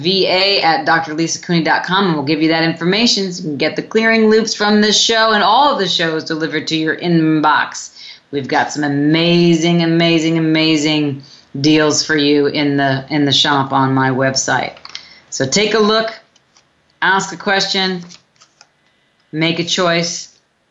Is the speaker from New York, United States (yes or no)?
yes; New York City, New York, United States; when I grew up in Brooklyn, New York, when I was young, we used to run in the summers under like the fire hydrants